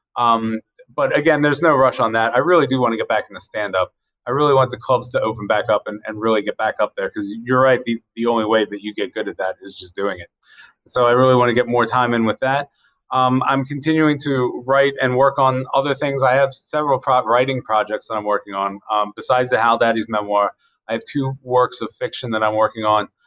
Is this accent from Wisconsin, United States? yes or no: no; Carroll County, Maryland, United States; I grew up in Carroll County